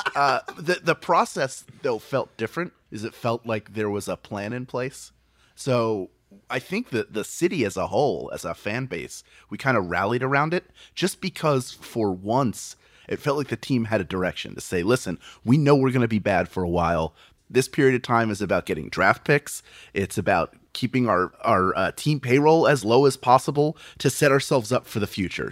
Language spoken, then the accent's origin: English; Philadelphia, Pennsylvania, United States; I was born and raised in Philadelphia